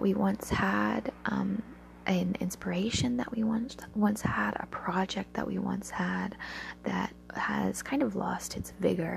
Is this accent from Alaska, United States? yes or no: yes; Alaska, United States; growing up in a coastal town in Alaska.